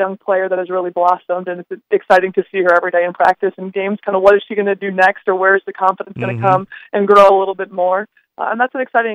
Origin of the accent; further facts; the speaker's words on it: Bloomington, Minnesota, United States; moved away as an adult; now in Fargo, United States; I am from the Twin Cities. I grew up in Bloomington and graduated from Bloomington Jefferson High School.